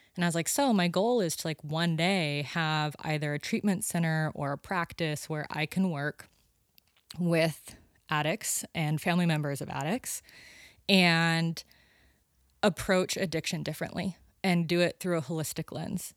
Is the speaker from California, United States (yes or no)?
yes; Sonora, California, United States; moved away as an adult; now in Santa Cruz, United States; up by Yosemite. Yeah, Sonora